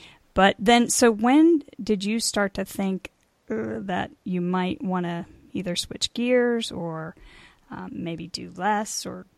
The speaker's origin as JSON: {"language": "English", "town": "Pittsburgh", "region": "Pennsylvania", "country": "United States", "said": "Yeah, I'm from Pittsburgh"}